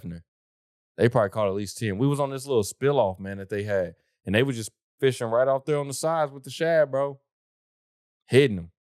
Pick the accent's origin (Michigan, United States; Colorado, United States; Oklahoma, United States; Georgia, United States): Oklahoma, United States; I'm from the South